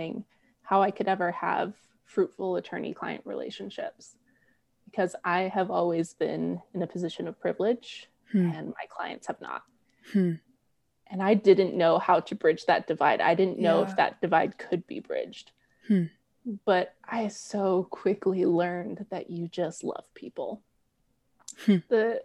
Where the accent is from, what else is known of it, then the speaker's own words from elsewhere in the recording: Southern California, United States; I was a very sheltered white kid growing up in Southern California